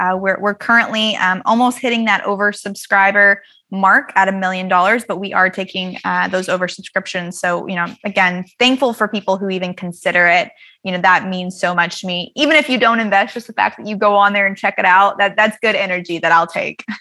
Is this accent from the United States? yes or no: yes; the South, United States; growing up in the South